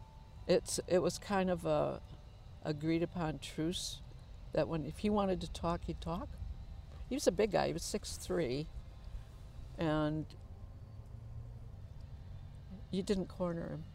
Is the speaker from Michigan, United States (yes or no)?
yes; Muskegon, Michigan, United States; I was born in Muskegon, Michigan